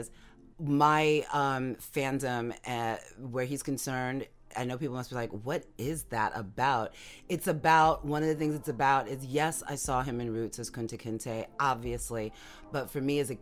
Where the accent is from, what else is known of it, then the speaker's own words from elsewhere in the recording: New York, United States; now in Florida, United States; in my hometown, you know, my home state, New York, and the stuff that's going on here where I am in Florida